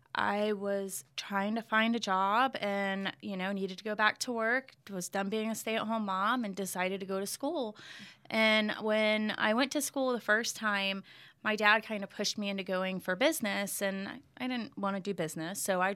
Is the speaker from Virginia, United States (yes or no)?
yes; Virginia, United States; born there; My mom was born and raised in Florida, but I was born in Virginia and moved all over all the time.